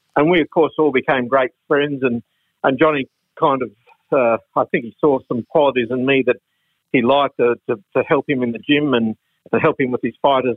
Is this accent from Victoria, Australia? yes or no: no; Brisbane, Queensland, Australia; when I was a little boy living in Brisbane, growing up in Brisbane